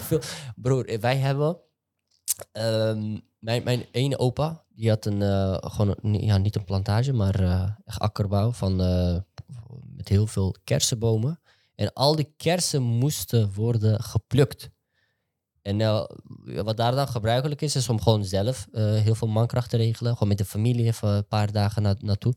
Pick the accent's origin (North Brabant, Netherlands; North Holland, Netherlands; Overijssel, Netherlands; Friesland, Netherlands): North Holland, Netherlands; Amsterdam; En ik ben gewoon een gozer die in Amsterdam-West is opgegroeid.